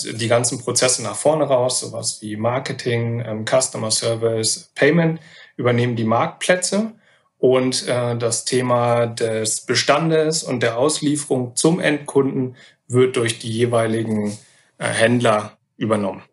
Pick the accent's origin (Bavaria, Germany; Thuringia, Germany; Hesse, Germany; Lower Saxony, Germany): Lower Saxony, Germany; Wolfsburg; moved away as an adult; also born or lived in Oldenburg / Gütersloh / Cologne / Hamburg; gebürtig aus Wolfsburg, äh, dann äh, studiert in Oldenburg